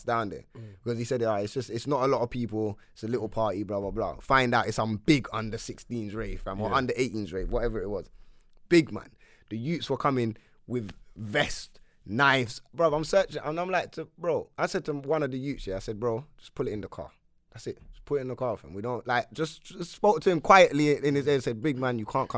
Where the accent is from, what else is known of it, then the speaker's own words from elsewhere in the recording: London, United Kingdom; growing up in Wood Green